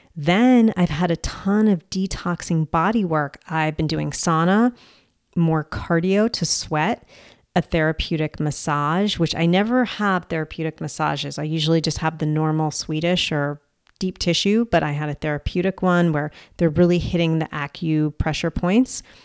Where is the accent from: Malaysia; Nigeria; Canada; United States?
United States; I'm American